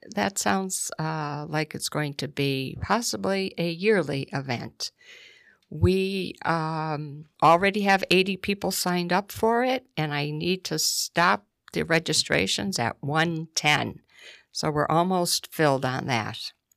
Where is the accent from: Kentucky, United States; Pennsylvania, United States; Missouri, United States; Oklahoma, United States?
Pennsylvania, United States; Scranton; moved away as an adult; now in Clifford Township, United States; originally from Scranton